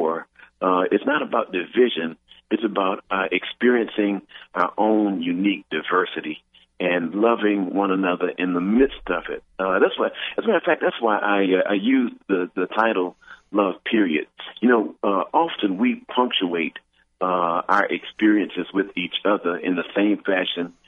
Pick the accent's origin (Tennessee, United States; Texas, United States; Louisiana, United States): Texas, United States; Houston; growing up in Houston, Texas, I grew up in a world with two water fountains